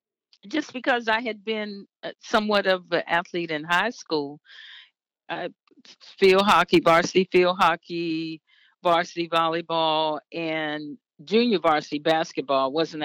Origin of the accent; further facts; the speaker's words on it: Washington, District of Columbia, United States; moved away as an adult; also born or lived in Boston; I'm born and raised in Washington, D.C., and I did go to all-girls Catholic high school. I went to Ursine Academy